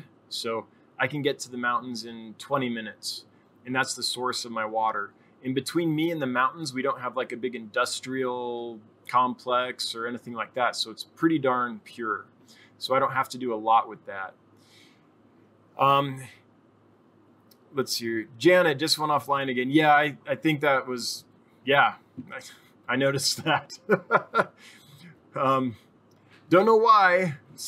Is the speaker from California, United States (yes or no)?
yes; Northern California, United States; moved away; I'm originally from Northern California.